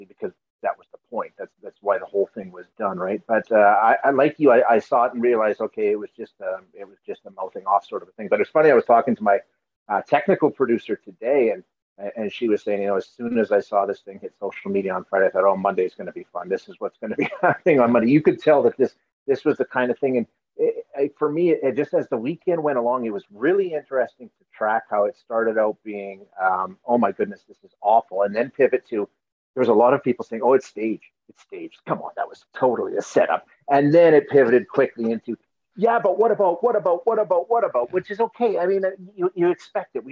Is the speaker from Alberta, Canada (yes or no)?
yes; Alberta, Canada; I'm born and raised in Alberta